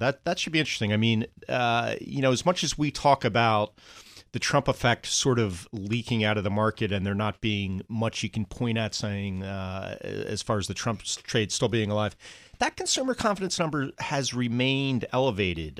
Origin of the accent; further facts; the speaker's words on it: New Jersey, United States; I'm from New Jersey